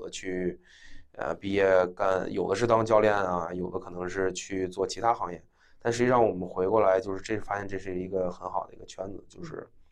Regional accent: China; moved away as an adult; also born or lived in Beijing, China / Maine, United States; 因为我一直从小嗯。在国内上学，一直到高中 ，呃，读完国际部嗯。在北京，然后之后才出国嗯读的本科嘛

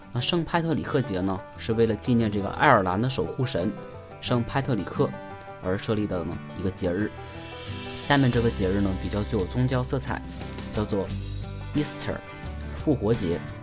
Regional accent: China; 我们中国人

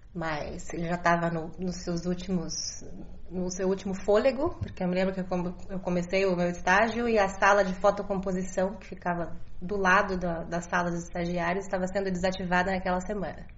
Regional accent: Brazil; enquanto brasileiros

